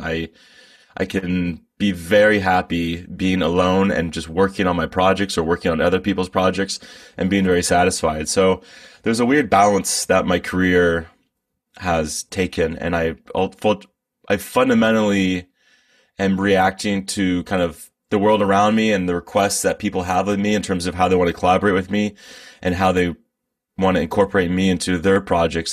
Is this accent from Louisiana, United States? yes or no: no; Bay Area, California, United States; I'm from the Bay Area. I've been here my whole life.